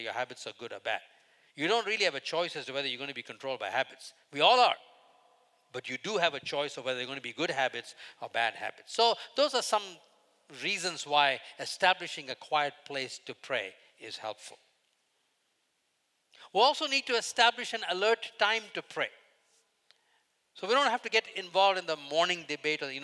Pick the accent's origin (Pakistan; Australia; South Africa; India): India; moved away as an adult; I grew up in India till the first 21 years